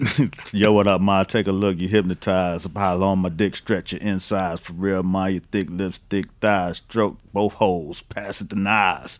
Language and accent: English; Miami, Florida, United States; I'm from Miami